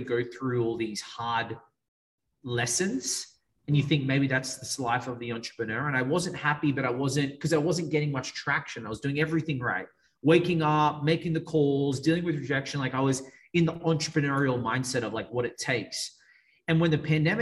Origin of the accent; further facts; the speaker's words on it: Australia; accent: Australian; moved away as an adult; now in Miami, United States; I'm from Australia. It's an Australian accent.